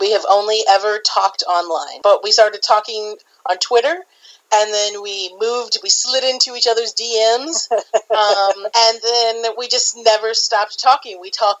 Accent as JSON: {"language": "English", "town": "St. Louis", "region": "Missouri", "country": "United States", "said": "I am from the St. Louis metropolitan area."}